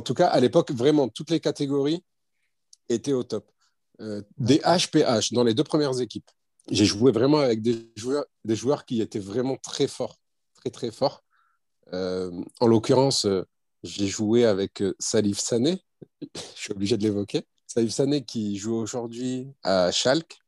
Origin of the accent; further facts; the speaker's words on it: Lormont, Nouvelle-Aquitaine, France; d'origine marocaine, nationalité française. J'ai grandi en France, je suis né en France